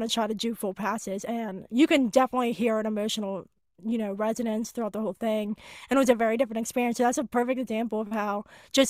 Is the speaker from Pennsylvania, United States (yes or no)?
yes; Pittsburgh, Pennsylvania, United States; I was on my hometown station, 100.7 Star Pittsburgh